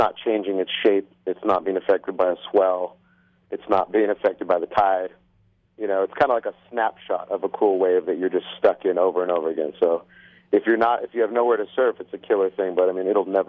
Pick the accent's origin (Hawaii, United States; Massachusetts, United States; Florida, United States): Hawaii, United States; born or raised there; moved away